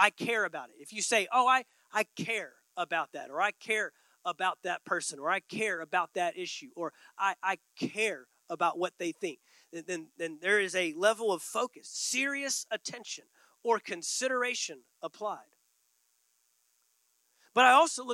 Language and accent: English; Texas, United States; moved away; I grew up in Texas